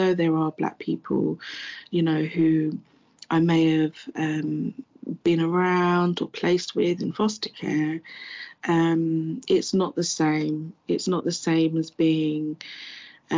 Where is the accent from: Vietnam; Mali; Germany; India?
Mali; moved away; I am a Malian. I was born in Mali, which is in West Africa.